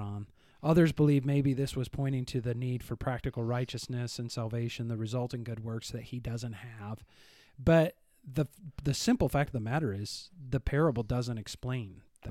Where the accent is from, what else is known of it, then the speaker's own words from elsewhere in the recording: Northern Illinois, United States; moved away; I'm from Northern Illinois